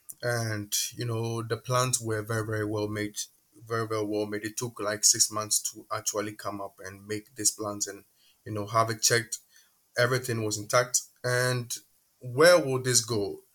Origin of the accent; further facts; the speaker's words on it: Qatar; moved away as an adult; also born or lived in Ghana; now in Poland; Ghana for about 10 years before moving to Qatar with my parents. And I went to high school in Qatar. I was raised in Qatar.